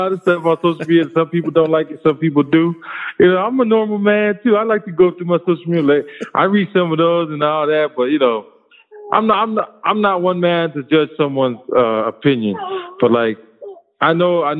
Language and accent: English; Compton, California, United States; it's where I grew up in Compton